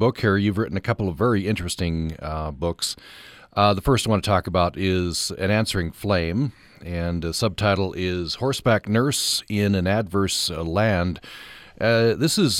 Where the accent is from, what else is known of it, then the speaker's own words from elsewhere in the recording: Vernal, Utah, United States; I grew up in Eastern Utah, Vernal